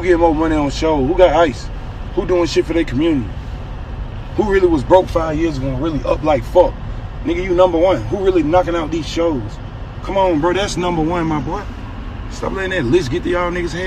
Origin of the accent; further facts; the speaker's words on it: Clayton County, Georgia, United States; also born or lived in Jamaica, Queens, New York; I'm not from Atlanta. I'm from Clayton County, and I was born in Jamaica, Queens, New York.